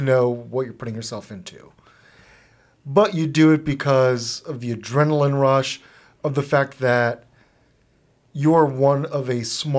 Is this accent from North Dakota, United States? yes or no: no; Florida, United States; now in Dayton, United States; I grew up in Florida